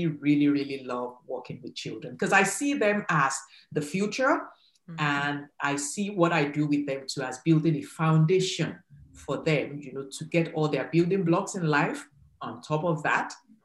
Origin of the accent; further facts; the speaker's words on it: Nigeria; moved away as an adult; now in Canada; I'm originally from Nigeria, West Africa. So I relocated to Canada in 2004